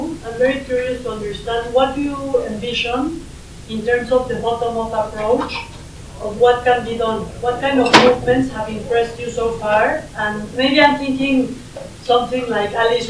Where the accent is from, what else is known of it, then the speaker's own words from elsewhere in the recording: Mexico; moved away; I am from Mexico